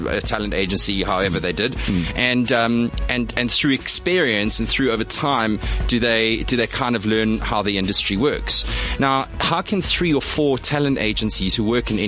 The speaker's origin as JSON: {"language": "English", "town": "Durban", "region": "KwaZulu-Natal", "country": "South Africa", "tie": "born or raised there", "also_born_or_lived": "Johannesburg", "moved": "as an adult", "said": "I born and bred in Durban. I moved up to Joburg"}